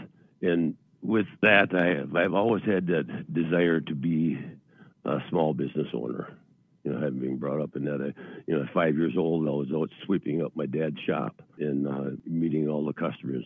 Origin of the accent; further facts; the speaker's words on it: central Wisconsin, United States; now in Eau Claire, United States; I was born and raised in central Wisconsin, a little town of Annawa.